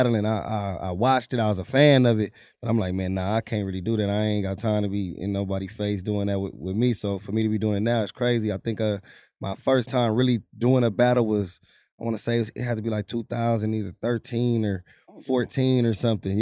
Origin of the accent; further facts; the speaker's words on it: Compton, California, United States; now in Santa Fe Springs, United States; I'm originally from Compton